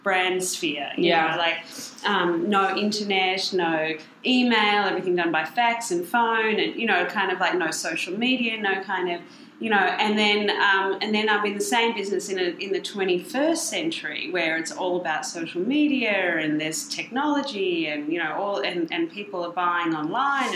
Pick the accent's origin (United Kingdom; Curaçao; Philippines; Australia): Australia